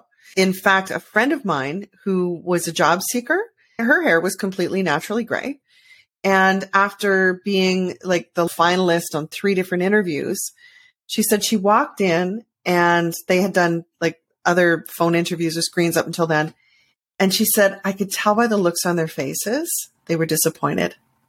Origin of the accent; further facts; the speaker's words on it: Canada; As a Canadian, I think we all do.